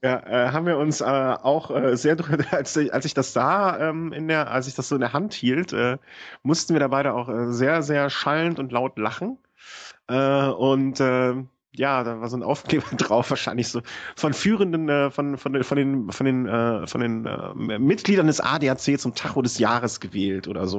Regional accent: between Düsseldorf and Cologne, North Rhine-Westphalia, Germany; ich bin quasi so an der Grenze von beidem groß geworden

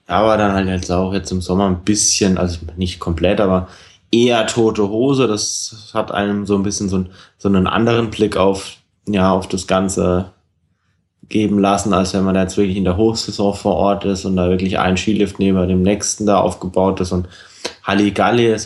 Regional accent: Germany; als Deutscher

